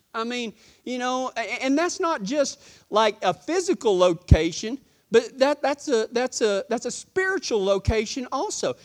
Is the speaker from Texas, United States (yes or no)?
yes; Texas, United States; accent: Texas; my Texas accent